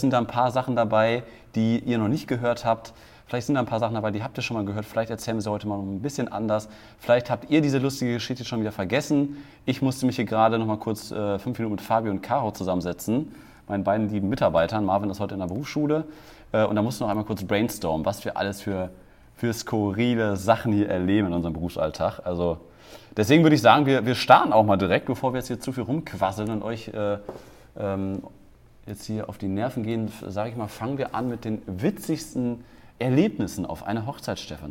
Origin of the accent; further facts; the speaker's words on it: Germany; als Deutscher